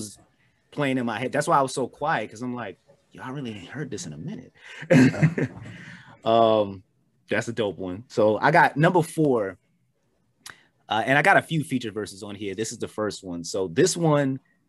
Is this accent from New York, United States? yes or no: yes; New York, United States; we're from New York